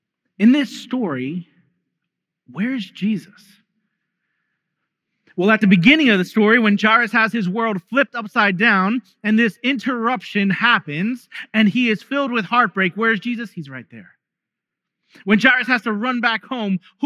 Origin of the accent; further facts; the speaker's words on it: New York, United States; Growing up in New York